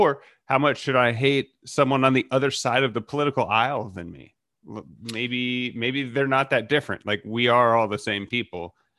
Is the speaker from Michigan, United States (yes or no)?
no; Texas, United States; I'm from Texas. You can be like, oh, crazy to live in Texas.